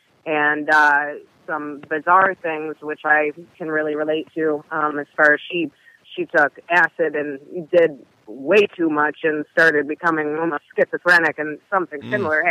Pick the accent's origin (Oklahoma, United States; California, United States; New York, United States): New York, United States; Western; I came from Western New York, where it's a small town, and I was raised in a middle-class Christian household